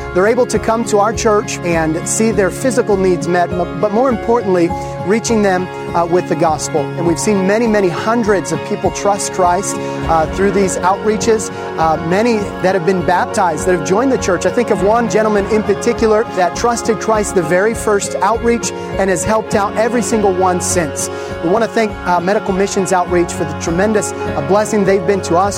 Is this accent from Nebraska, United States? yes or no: yes; Nebraska, United States; moved away as an adult; I grew up in Nebraska.